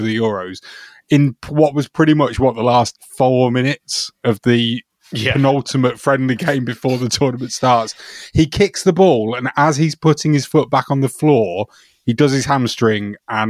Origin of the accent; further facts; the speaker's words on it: England, United Kingdom; we're all English.